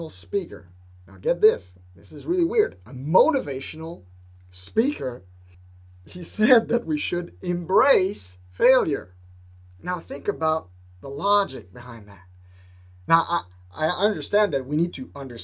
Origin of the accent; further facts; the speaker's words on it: Quebec, Canada; I'm from Quebec